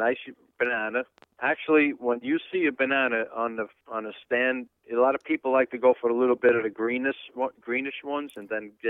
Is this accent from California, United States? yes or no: no; New York City, New York, United States; moved away; Actually, I'm from the Bronx too.